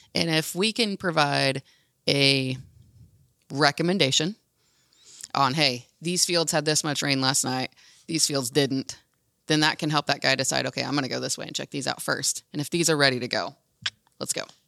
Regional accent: Hamilton County, Indiana, United States; growing up in Hamilton County and down the road from Bex

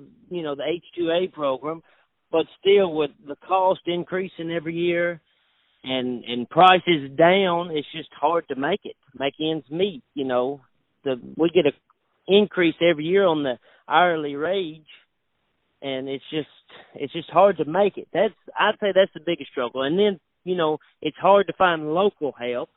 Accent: Lafayette, Kentucky, United States; I'm from Lafayette, South Christian, and we farm dark tobacco

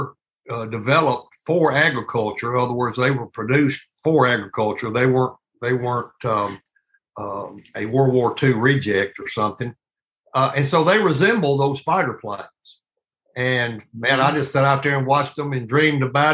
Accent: Rosedale, Mississippi, United States; moved away as an adult; Sue and I are both from the Delta of Mississippi. We both were raised over there. She was from Shelby, and I was from Rosedale.

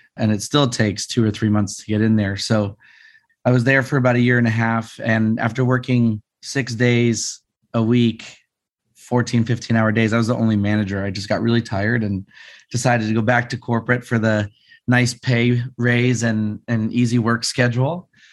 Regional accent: Las Vegas, Nevada, United States; I grew up in Vegas

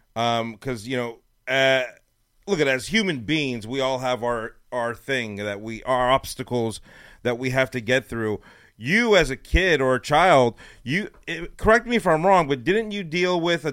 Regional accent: Los Angeles, California, United States; now in Texas, United States; my 11-year-old, who's playing select ball here now in Texas, we're from Los Angeles, and we moved here not long ago

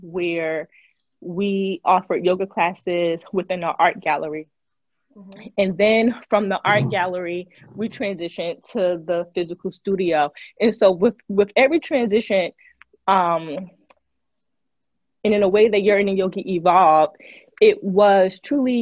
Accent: New Jersey, United States; moved away as an adult; now in Memphis, United States; I'm originally from Jersey, and I moved to Memphis.

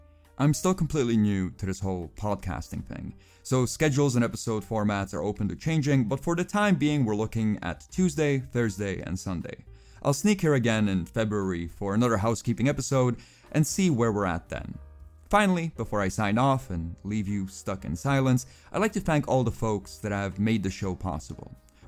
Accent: Pakistan; also born or lived in Czech Republic / Kazakhstan; I was born in the Czech Republic, raised in Kazakhstan, spent most of my childhood in Pakistan, consider myself Estonian, Pops is Bulgarian, Mom is Slovakian, and I'm culturally homeless.

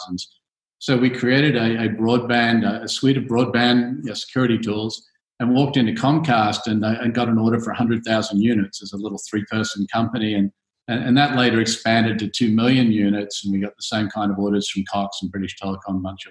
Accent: Australia; moved away as an adult; also born or lived in United States; now in Singapore; I'm obviously an Aussie. I left Australia in the early 90s

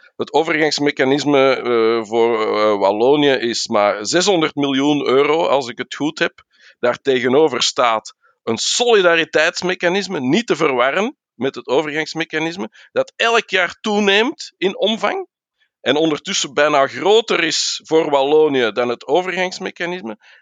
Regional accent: Flanders, Belgium

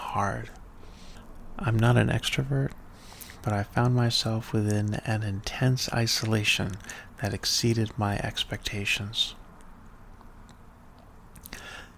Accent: rural North Texas, United States; growing up breathing the air of evangelical rural North Texas.

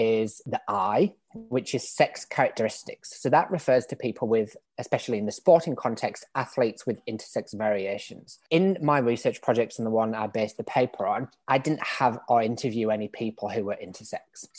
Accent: England, United Kingdom; accent: British; moved away as an adult; now in Australia; as you can probably tell from my accent, I'm British. I grew up in England. I've been in Australia for about 7 years now

